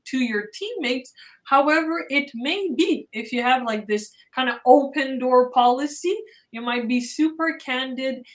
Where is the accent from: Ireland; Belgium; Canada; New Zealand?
Canada; Montreal, Quebec; I am born and raised in Montreal